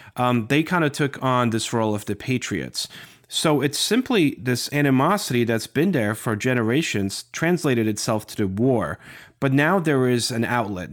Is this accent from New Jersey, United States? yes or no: yes; Morristown, New Jersey, United States; growing up in this area and, you know, just my neighborhood, everywhere you look, you see George Washington was here